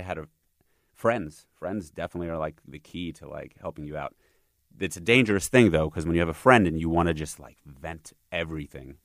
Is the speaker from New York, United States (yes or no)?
yes; New York, United States; now in Los Angeles, United States; I'm a New Yorker